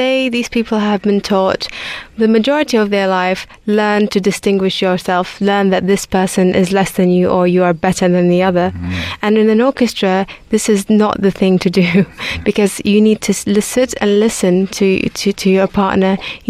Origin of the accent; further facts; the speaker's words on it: Baghdad, Baghdad Governorate, Iraq; English is a second language; moved away as an adult; I was born in Baghdad and I lived the majority of my life there up until I was 18. So I established the orchestra while I was still in Baghdad.